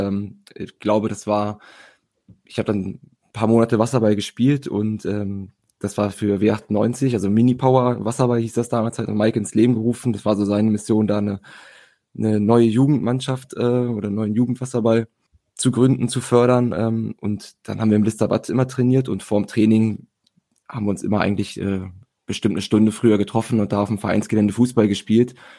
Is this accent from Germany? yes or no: yes; Hanover, Lower Saxony, Germany; komme gebürtig aus Hannover, spiele wie gesagt hier in Hannover